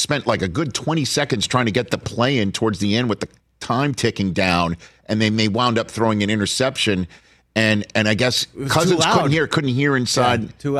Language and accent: English; New York, United States; I'm from New York, home of Dolan.